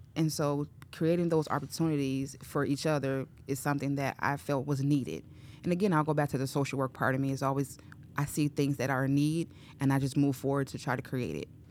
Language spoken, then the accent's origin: English; Chicago, Illinois, United States; moved away as an adult; now in Cedar Rapids, United States; I grew up in Chicago, um, on the west side of Chicago, to be specific. Um, was there all my life